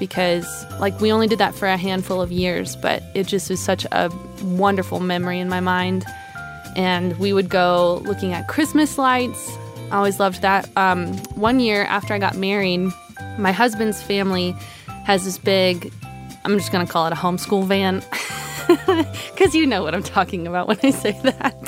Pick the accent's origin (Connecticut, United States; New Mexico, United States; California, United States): New Mexico, United States; I grew up in New Mexico